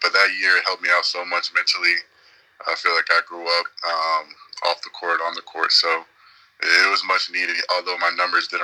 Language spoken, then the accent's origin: English; Atlanta, Georgia, United States; moved away; I grew up in Atlanta, so it was hot